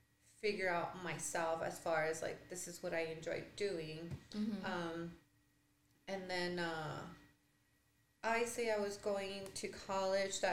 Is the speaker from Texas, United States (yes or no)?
yes; El Paso, Texas, United States; born and raised in El Paso